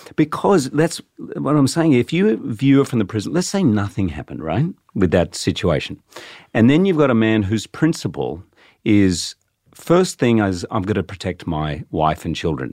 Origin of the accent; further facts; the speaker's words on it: Australia; I'm actually Australian